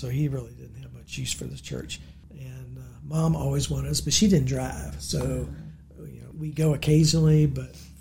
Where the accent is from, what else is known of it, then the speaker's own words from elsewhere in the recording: Harrisonburg, Virginia, United States; also born or lived in Pennsylvania; I'm from here in Harrisonburg. I spent all my 66 years here except for 1 year back in the 90s when we transferred to Pennsylvania with work